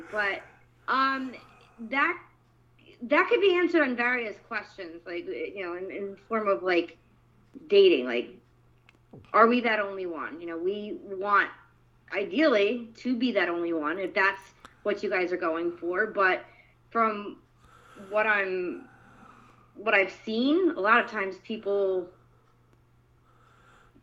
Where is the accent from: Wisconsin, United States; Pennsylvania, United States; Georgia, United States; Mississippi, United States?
Pennsylvania, United States; Stroudsburg; moved away as an adult; also born or lived in New York; now in Tampa, United States; I grew up in Pennsylvania. I was originally from New York, but I spent 30 years of my life in good old Stroudsburg, Pennsylvania. I went to Stroudsburg High School.